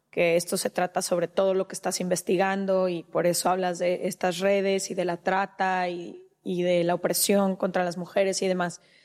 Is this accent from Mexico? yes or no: yes; Mexico; yo como mexicana